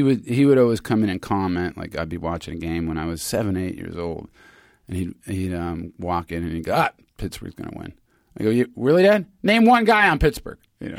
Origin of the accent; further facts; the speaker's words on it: Germany; also born or lived in Pasadena, United States; And I was born here in Pasadena. And then we got deported in 1969 when I was 6 back to Germany. We got sent home.